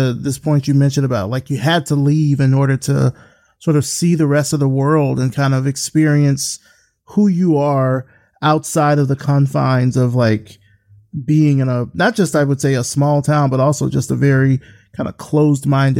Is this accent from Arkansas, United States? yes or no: no; Selma, Alabama, United States; I grew up in a small town. I grew up in Selma, Alabama.